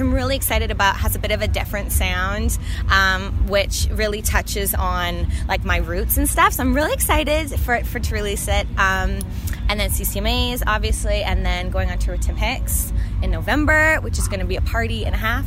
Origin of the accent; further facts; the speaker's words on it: Canada; being a Canadian in the States is great